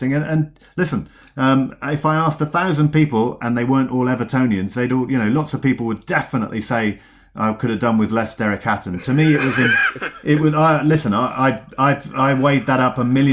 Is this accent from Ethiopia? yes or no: no; Cornwall, South West England, United Kingdom; I come from Cornwall.